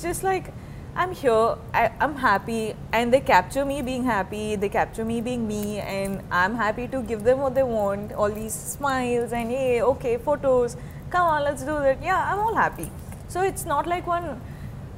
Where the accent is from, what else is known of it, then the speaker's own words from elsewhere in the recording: South India, India; moved away; I'm from the South